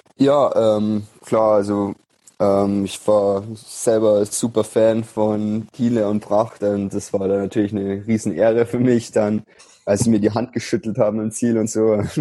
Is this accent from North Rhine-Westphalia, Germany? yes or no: no; Unterwössen, Bavaria, Germany; moved away as an adult; also born or lived in Munich; now in Nuremberg, Germany; bin am 9. August 1997 in München geboren, bin dann in, groß geworden in Unterwessen, das ist in der Nähe vom Chiemsee, ja. im Süden von Bayern.